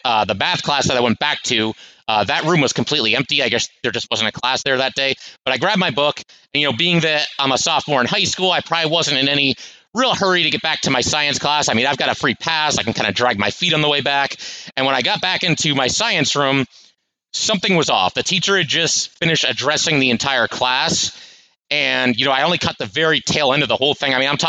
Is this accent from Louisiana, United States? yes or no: no; Connecticut, United States; I'm 15 years old. And, I grew up in Connecticut.